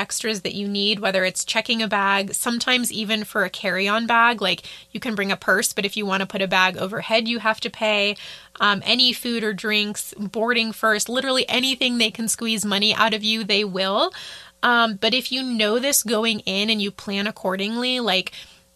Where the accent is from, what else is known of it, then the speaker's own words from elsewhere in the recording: United States; first language English; as an American